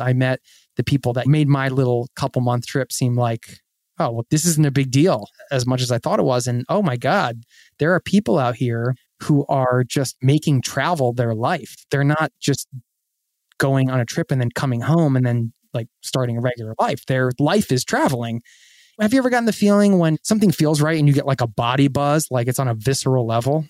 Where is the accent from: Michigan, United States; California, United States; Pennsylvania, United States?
Pennsylvania, United States; Philadelphia; I grew up outside of Philadelphia in the suburbs